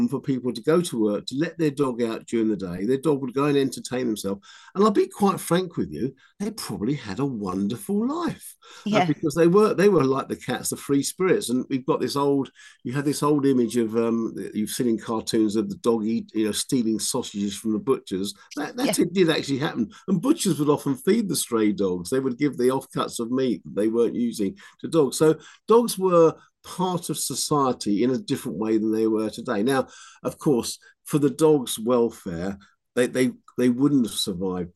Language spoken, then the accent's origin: English; London, United Kingdom; accent: Cockney; I grew up in London in the sort of late 50s and early 60s